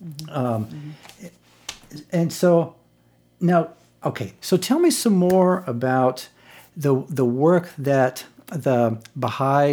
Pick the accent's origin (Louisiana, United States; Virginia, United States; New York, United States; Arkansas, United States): Virginia, United States; when I was growing up in Virginia